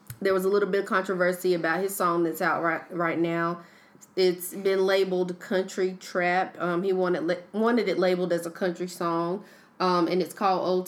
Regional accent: Sanford, North Carolina, United States; I'm from Sanford

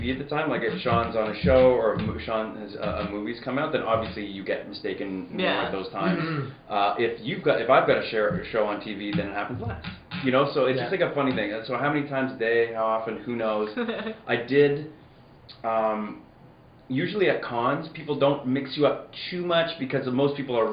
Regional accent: Edmonton, Alberta, Canada; I grew up in Edmonton

